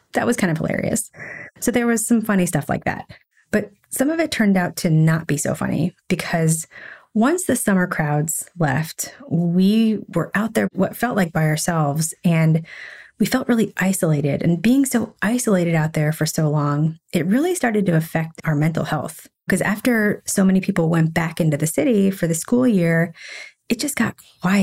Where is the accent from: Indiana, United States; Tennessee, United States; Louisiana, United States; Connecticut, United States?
Tennessee, United States; Nashville; moved away as an adult; also born or lived in Philadelphia / Chicago / San Francisco / Washington, D.C.; now in New York, United States; I grew up in Nashville, but after that, I lived in Philadelphia.